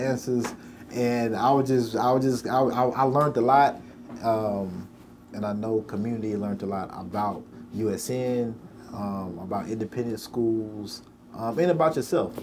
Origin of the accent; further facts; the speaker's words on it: Nashville, Tennessee, United States; as a black person growing up in Nashville